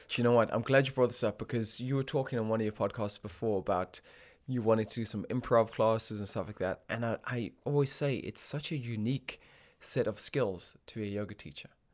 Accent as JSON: {"language": "English", "country": "Botswana", "tie": "born or raised there", "moved": "yes", "lives_now": "United Kingdom", "said": "I grew up in Botswana"}